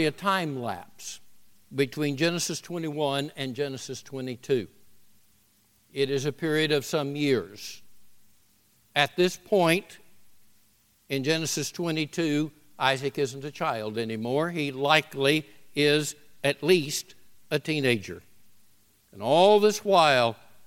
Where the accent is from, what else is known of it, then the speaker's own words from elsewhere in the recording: the South, United States; moved away; I'm a Southerner